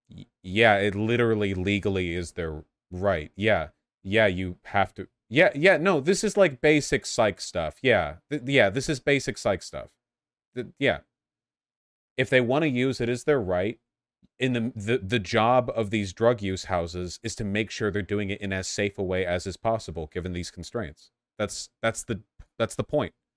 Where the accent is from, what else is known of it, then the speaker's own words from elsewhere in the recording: Los Angeles, California, United States; I grew up in Los Angeles.